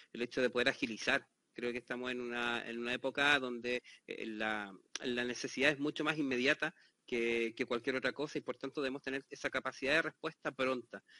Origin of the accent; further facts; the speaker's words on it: Chile; la, experiencia que tengo desde Chile, como soy chileno